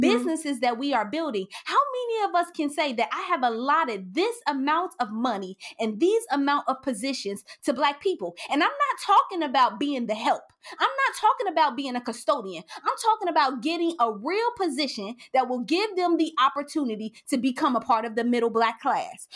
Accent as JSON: {"language": "English", "town": "Cincinnati", "region": "Ohio", "country": "United States", "tie": "born or raised there", "said": "I grew up in Lincoln Courts and in Allure Homes in downtown Cincinnati and over the Rhine"}